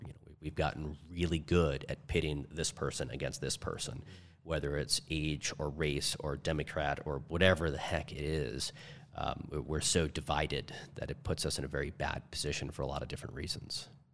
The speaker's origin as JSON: {"language": "English", "town": "St. Louis", "region": "Missouri", "country": "United States", "tie": "born or raised there", "moved": "yes", "lives_now": "Arizona, United States", "said": "I was raised in Saint Louis, Missouri, and there's all different flavors of people there. Now we're in Arizona"}